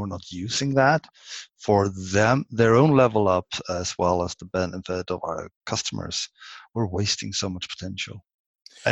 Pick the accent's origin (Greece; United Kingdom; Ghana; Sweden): Sweden; English is a second language; I'm Swedish. English isn't my native language